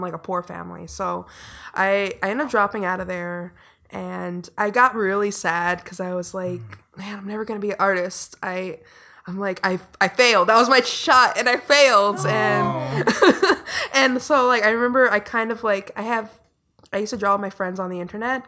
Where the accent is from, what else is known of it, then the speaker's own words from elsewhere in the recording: Inglewood, California, United States; I grew up in Inglewood, which is very far in the south side